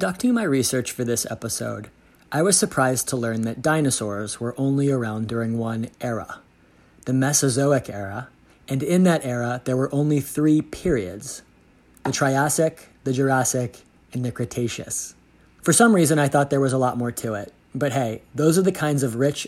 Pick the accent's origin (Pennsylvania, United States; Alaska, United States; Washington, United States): Pennsylvania, United States; Pittsburgh; my hometown, Pittsburgh, Pennsylvania